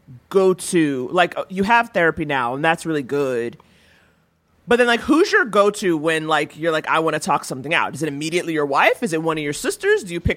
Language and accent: English; New York City, New York, United States; as a New Yorker